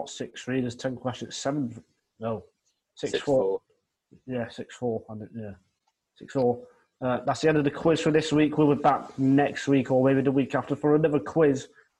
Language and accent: English; the North, the north of England, United Kingdom; I am from the North, so I should like Rugby League, but I don't.